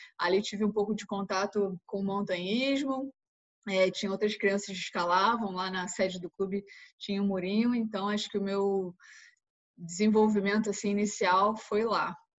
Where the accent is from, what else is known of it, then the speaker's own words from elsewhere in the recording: Rio de Janeiro, Brazil; moved away as an adult; now in Italy; eu sou carioca, tenho 31 anos